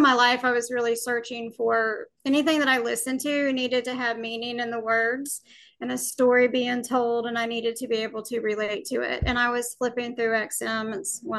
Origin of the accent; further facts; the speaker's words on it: Alabama, United States; Well, I was born and raised in Alabama.